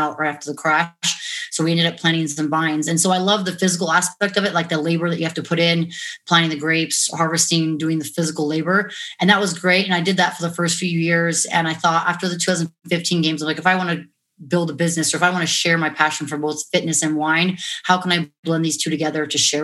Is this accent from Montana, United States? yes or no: yes; Montana, United States; also born or lived in La Jolla, California / Washington State; now in Las Vegas, United States; moved to Montana when I was 8. So I pretty much consider myself a Montana girl, being raised up there.